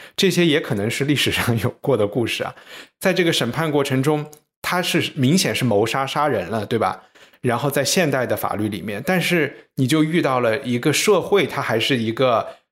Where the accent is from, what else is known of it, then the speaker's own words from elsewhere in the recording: China; 作为中国人